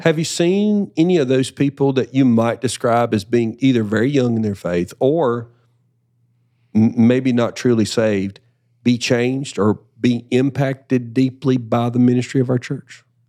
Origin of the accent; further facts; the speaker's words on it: Deep South, United States; growing up in the, in the deep South, everybody's a Christian